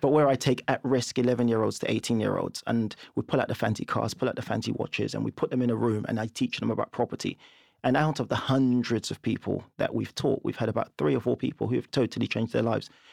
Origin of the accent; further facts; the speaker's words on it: London, United Kingdom; also born or lived in Nigeria; we grew up in Camberwell, and we had a two-bed flat. We moved from Nigeria.